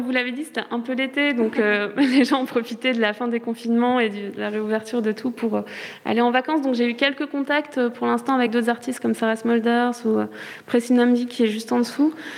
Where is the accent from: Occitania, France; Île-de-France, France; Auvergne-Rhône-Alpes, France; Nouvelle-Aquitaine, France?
Nouvelle-Aquitaine, France; Charente-Maritime; moved away as an adult; now in Brussels, Belgium; je suis française, je viens de Charente-Maritime à la base